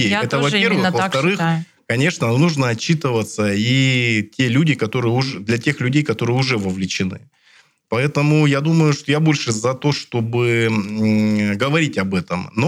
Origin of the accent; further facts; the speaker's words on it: Siberia, Russia; Мы сибиряки, люди сильные, мы всегда со всеми Э, сложностями справлялись.